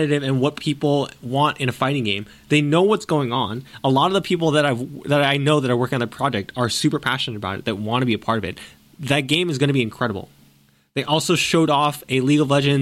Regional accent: United States; as an American

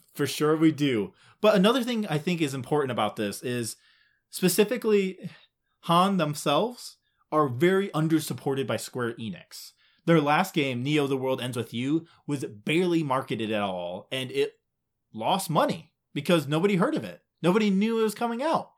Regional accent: Midwest, United States; we're Midwest, so, like, even if we did say it right, it would still sound wrong.

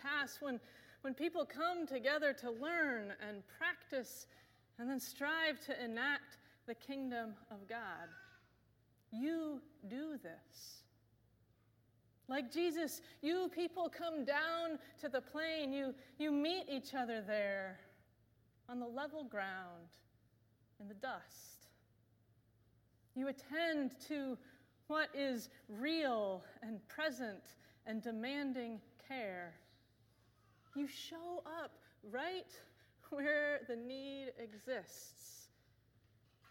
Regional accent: Bloomington, Indiana, United States; moved away; my hometown of Bloomington, Indiana

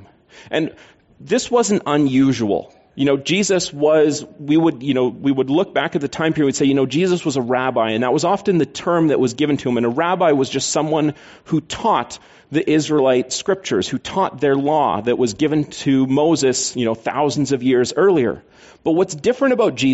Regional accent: Canada; I'm Canadian.

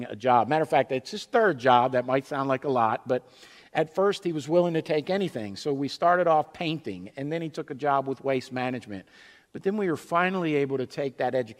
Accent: Baltimore, Maryland, United States; I am a homer. I'm from South Baltimore. I graduated from Lansdowne High School

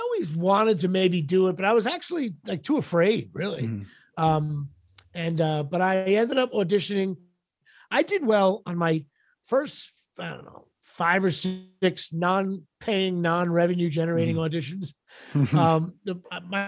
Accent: Colonia, New Jersey, United States; grew up in Colonia, New Jersey, and went to Colonia High School.

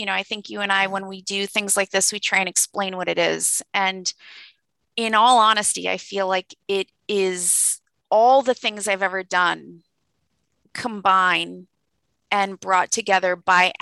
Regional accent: California, United States; now in East Coast, United States; I'm from California, which is where my parents live still

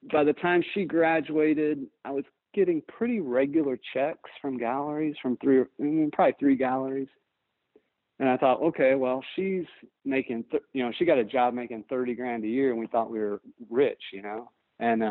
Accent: Northwest Indiana, United States; now in Greenville, United States; I grew up near Chicago. I grew up in Northwest Indiana, right on the Illinois line

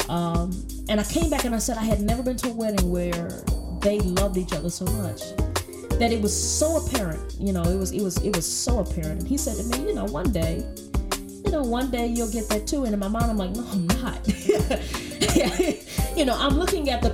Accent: the South, United States; I'm from the South, and we are Baptist folks

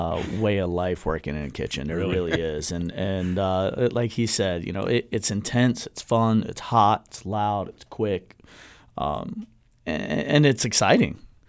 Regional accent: Brevard County, Florida, United States; I was born in Central Florida, grew up in Brevard County

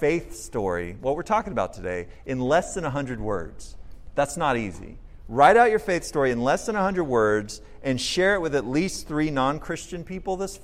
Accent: Austin, Texas, United States; moved away as an adult; I grew up in Austin

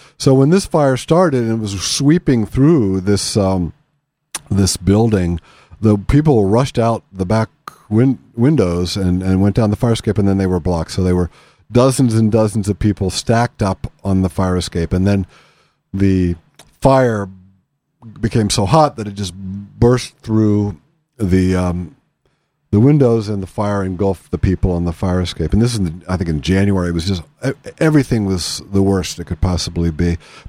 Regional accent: Pennsylvania, United States; I come from Western Pennsylvania, from Appalachia

